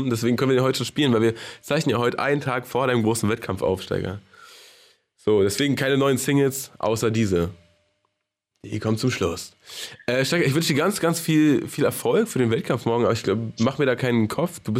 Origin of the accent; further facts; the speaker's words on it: Baden-Württemberg, Germany; now in Berlin, Germany; Das war meine Phase als, Sta als Schwabe.